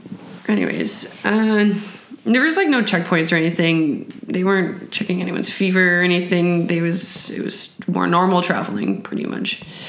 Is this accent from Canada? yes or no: yes; New Tecumseth, Ontario, Canada; moved away as an adult; now in Barcelona, Spain; I'm from New Tecumseh, Canada, and I am reporting to you from Spain, Barcelona.